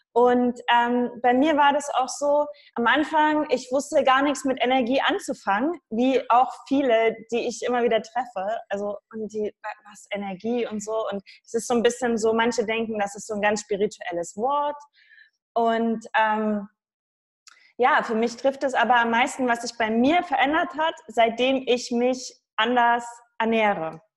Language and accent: German; Saxony, Germany; ich komme aus Sachsen.